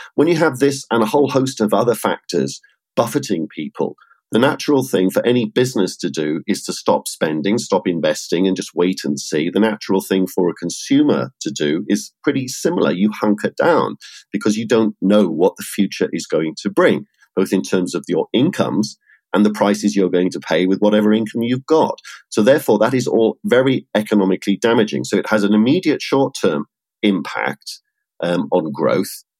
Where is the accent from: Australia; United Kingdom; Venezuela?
United Kingdom; as a Brit